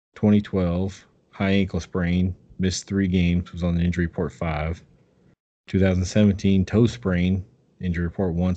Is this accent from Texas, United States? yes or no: no; California, United States; I'm from California